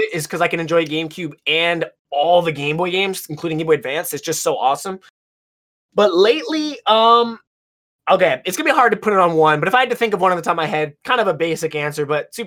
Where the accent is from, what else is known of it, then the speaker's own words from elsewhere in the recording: United States; I'm American